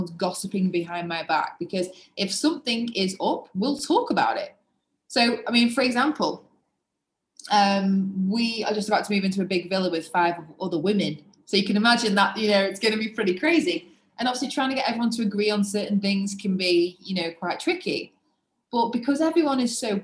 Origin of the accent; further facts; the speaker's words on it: England, United Kingdom; being English. I was brought up in a wonderful home